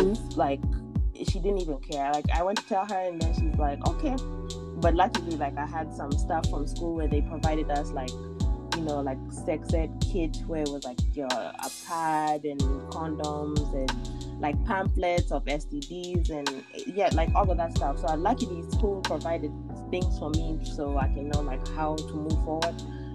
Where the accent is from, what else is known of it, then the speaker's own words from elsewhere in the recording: United States; I grew up here in America for like the last 18 years